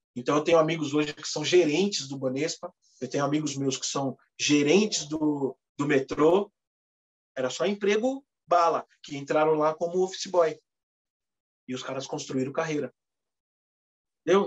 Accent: São Paulo, Brazil; sou nascido e criado no Cangaíba

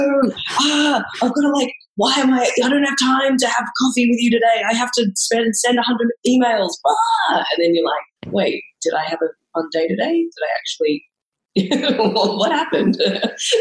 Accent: Melbourne, Victoria, Australia; I come from Melbourne, Australia

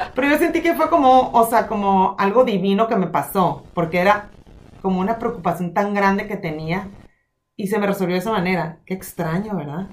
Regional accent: Hermosillo, Sonora, Mexico; moved away; En mi ciudad donde yo nací, donde es el centro del mundo para mí

